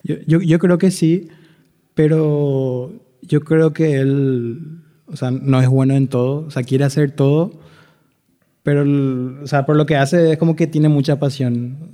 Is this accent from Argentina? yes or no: no; Itauguá, Central, Paraguay; moved away as an adult; now in Asunción, Paraguay; yo soy de Itagua, vivía en Itagua